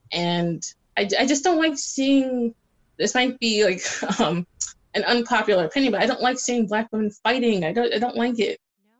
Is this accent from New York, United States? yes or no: yes; New York City, New York, United States; now in Long Island, United States; I grew up in New York where you see a mix of different people.